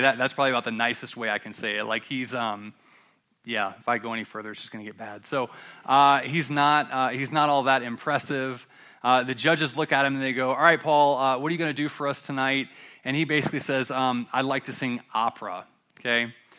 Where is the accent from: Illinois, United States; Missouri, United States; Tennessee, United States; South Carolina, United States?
South Carolina, United States; Columbia; I'm from Columbia, South Carolina